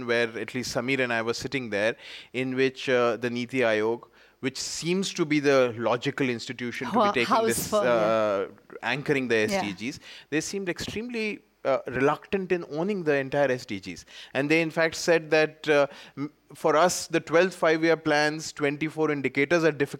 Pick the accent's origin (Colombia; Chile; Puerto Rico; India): India; an Indian citizen